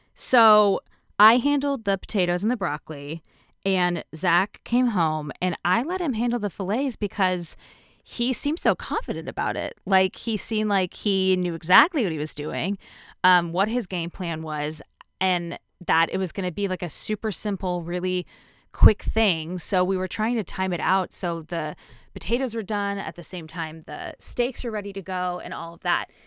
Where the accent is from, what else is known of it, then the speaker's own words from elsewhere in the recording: Connecticut, United States; growing up in Connecticut